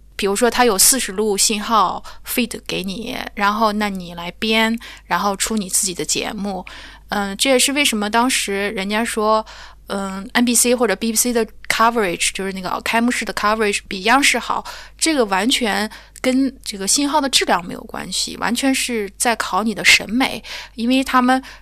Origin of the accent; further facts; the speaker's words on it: China; also born or lived in Europe; now in United Kingdom; 因为我是中国人